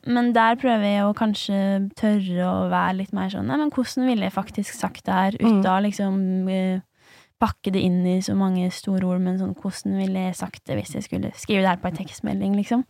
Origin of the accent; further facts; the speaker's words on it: Lesja, Innlandet, Norway; now in Oslo, Norway; heime på Lesja